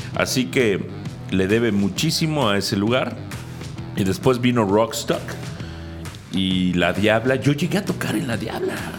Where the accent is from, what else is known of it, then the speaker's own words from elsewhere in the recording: Mexico; como buenos mexicanos